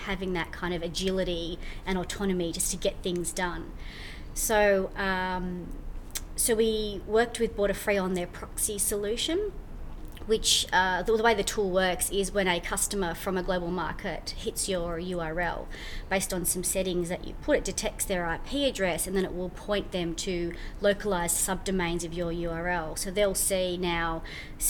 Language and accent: English; New Zealand; I'm from New Zealand.